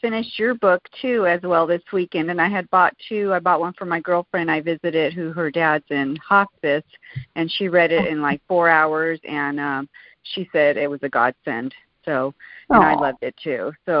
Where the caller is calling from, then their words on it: Glendale, California, United States; Hey, Julie, I'm calling you from Glendale, California.